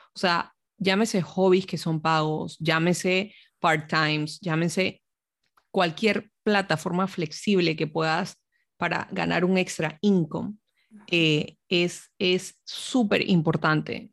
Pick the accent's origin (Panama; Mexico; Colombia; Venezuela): Panama; moved away; me mudé de vuelta a Panamá, que es mi país de origen